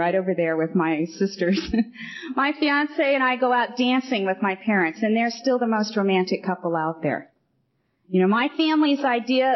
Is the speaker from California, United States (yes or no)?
yes; Riverside, California, United States; moved away as an adult; also born or lived in Orange County / Eureka; now in Santa Monica, United States; I do live in Santa Monica, but I'm from Riverside. I grew up in Riverside.